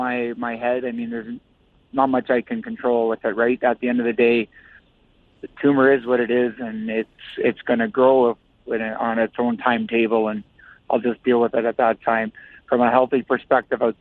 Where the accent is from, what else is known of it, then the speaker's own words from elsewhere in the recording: Listowel, Ontario, Canada; I'm in my hometown coaching junior hockey